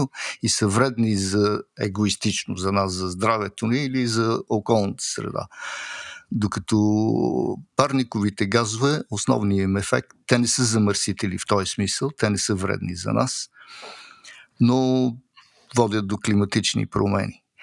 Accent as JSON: {"language": "Bulgarian", "country": "Bulgaria", "moved": "yes", "lives_now": "Switzerland"}